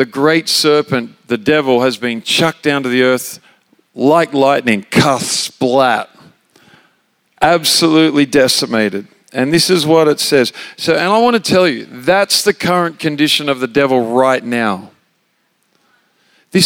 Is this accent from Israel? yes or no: no; Australia; moved away as an adult; also born or lived in Redding, California; I'm an Australian